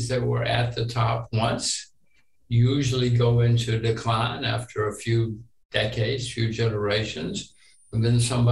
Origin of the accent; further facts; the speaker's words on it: United States; I'm an American like you and my children are Americans